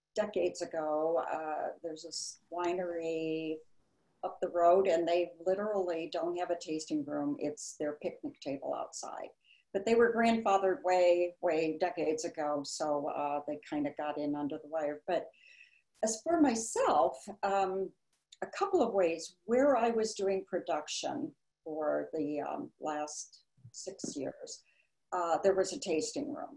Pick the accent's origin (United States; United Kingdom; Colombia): United States; Chicago, Illinois; moved away as an adult; also born or lived in Barrington, Illinois; now in Napa Valley, United States; I was born and raised in Chicago, uh, but as an older child, we moved out to the suburbs, and I went to Barrington High School